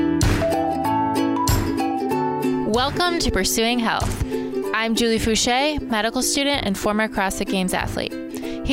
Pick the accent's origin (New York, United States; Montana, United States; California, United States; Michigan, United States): Michigan, United States; I'm from Michigan. And it's not Chicago, but it is the Midwest